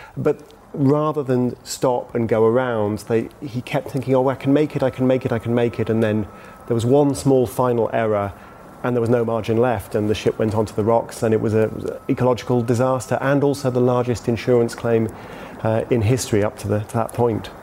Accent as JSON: {"language": "English", "country": "United Kingdom", "said": "as a Brit"}